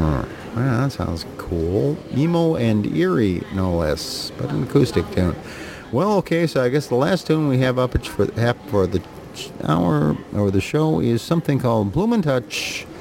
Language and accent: English; Duluth, Minnesota, United States; my hometown of Duluth, Minnesota.